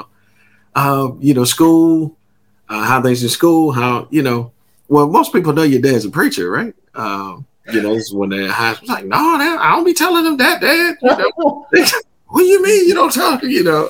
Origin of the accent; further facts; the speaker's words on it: Maryland, United States; moved away as an adult; now in New Haven, United States; born and raised in Maryland, and 5.5 years ago, we decided to take a full time ministry opportunity in New Haven, Connecticut